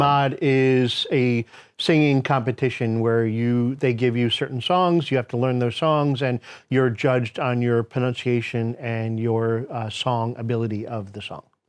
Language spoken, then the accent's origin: English; United States; I'm American, uh, through and through. I was born here.